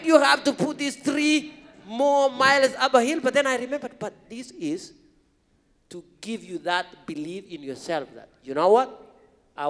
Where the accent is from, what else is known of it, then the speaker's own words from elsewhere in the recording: Kenya; English is a second language; now in United States; growing up in this rural part of Kenya as a young kid going to school